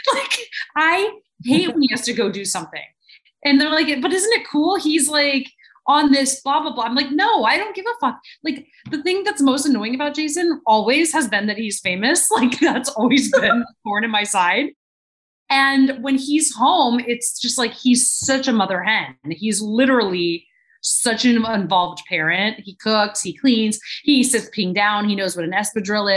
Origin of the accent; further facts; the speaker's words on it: Arizona, United States; moved away; also born or lived in Los Angeles, California; I'm from Arizona originally, but I was in LA for nine